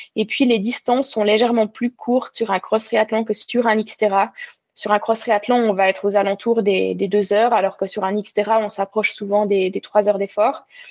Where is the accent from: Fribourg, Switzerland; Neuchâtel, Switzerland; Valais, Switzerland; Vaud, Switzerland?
Neuchâtel, Switzerland; Val-de-Ruz; moved away as an adult; also born or lived in Lausanne, Switzerland / Vevey, Switzerland; now in La Tour-de-Peilz, Switzerland; j'ai grandi dans le canton de, Neuchâtel, au Val de Rue